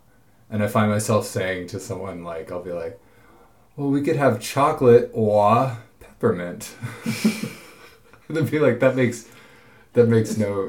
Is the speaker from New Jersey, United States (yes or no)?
no; near Port Townsend, Washington, United States; born or raised there; moved away as an adult; now in Norway